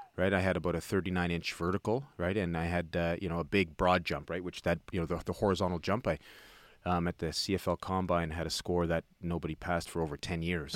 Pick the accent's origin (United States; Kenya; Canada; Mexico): Canada; Toronto, Ontario; I grew up in Toronto, the West End, uh, the city, an area called Etobicoke